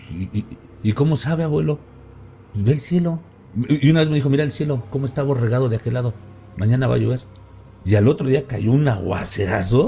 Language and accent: Spanish; Mexico